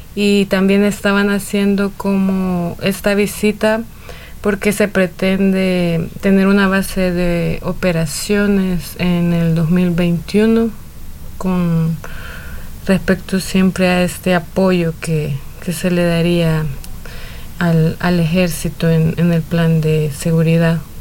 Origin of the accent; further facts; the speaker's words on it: El Salvador; soy del Salvador